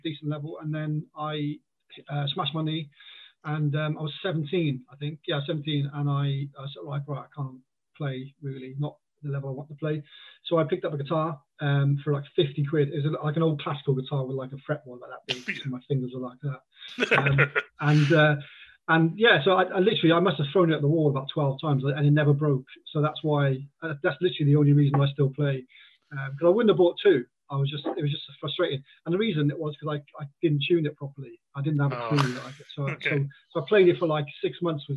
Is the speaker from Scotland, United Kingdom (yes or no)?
no; Kent, South East England, United Kingdom; accent: Winglish, Welshy English; moved away as an adult; now in Cardiff, United Kingdom; my accent's kind of Winglish as well, Welshy English. I live in Cardiff now. I'm born here, and then I lived in Kent for 30 years.